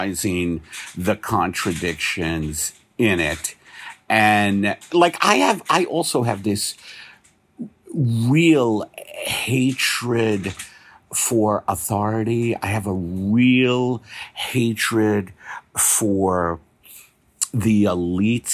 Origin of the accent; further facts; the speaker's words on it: New York, United States; I'm from New York